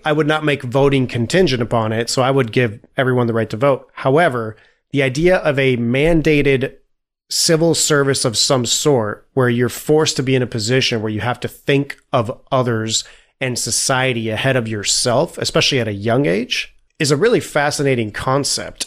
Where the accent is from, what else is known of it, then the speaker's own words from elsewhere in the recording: Italy; moved away; I grew up in Italy